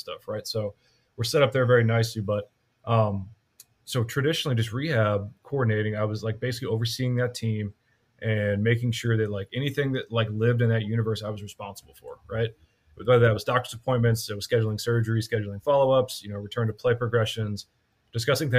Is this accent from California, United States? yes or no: no; Katy, Texas, United States; I actually grew up in Texas. I'm from a small town. It's not a small town anymore, but back in the day it was. I'm from Katy, Texas.